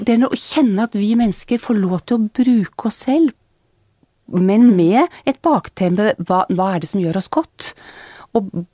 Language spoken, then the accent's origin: Norwegian; Bærum, Akershus, Norway; moved away as an adult; født og oppvokst i Bærum